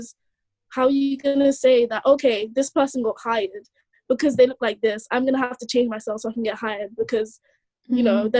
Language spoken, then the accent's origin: English; Nigeria; because I'm Nigerian.